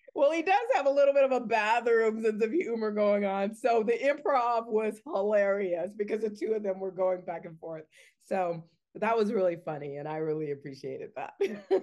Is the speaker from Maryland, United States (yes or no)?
no; Richmond, Virginia, United States; the Richmond International Film Festival is a great film festival, and it's in my hometown